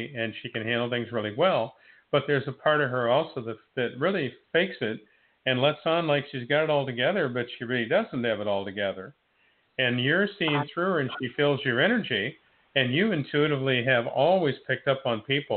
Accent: Niles, Ohio, United States; moved away as an adult; also born or lived in Warren, Ohio / Girard, Ohio; now in Florida, United States; I was born in Warren, Ohio, raised in Niles, Ohio, and lived in Girard, Ohio for 20 years

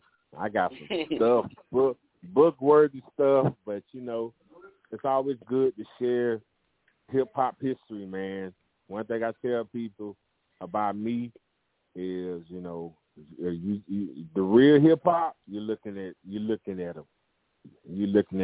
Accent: Albany, Georgia, United States; also born or lived in Jacksonville, Florida; We moved from Jacksonville, Florida to Albany, Georgia after my mom got remarried

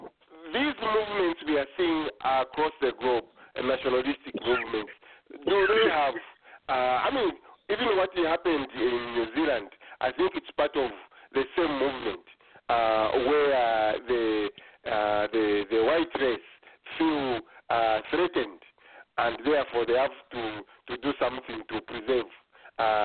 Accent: Zambia

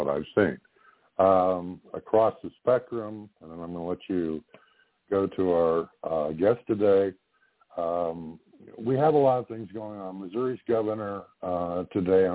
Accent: Ontario, Canada; moved away; also born or lived in Nova Scotia; I grew up in Ontario.

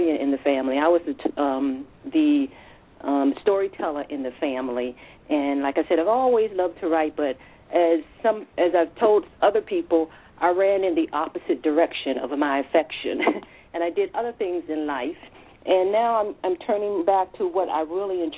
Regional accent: Washington, District of Columbia, United States; I'm a native Washingtonian, grew up here most of my life.

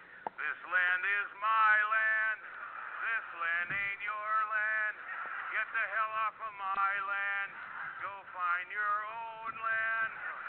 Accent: Oneida, Wisconsin, United States; I grew up in Oneida, Wisconsin

